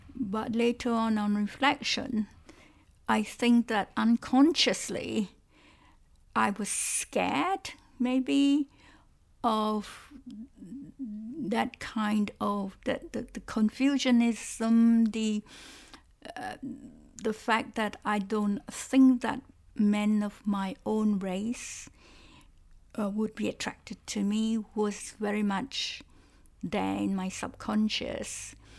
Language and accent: English; Malaysia; first language Cantonese; English is a second language; moved away as an adult; also born or lived in Strasbourg, France; now in United Kingdom; when I was a child growing up in Malaysia